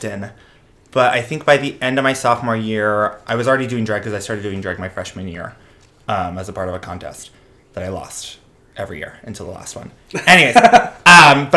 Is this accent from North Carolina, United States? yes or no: no; Tampa, Florida, United States; moved away as an adult; also born or lived in Richardson, Texas / Westchester; now in New York, United States; I was born in Richardson, Texas, and I grew up in Tampa, Florida. So I moved to Tampa when I was about 3 or 4, and so I lived there until I was 18, and then I came to New York for college